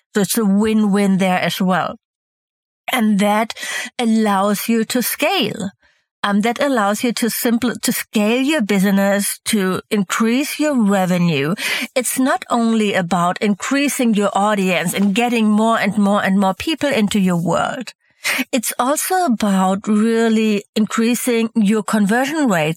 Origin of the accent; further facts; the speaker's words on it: Hamburg, Germany; also born or lived in Mallorca, Spain; Hamburg, my hometown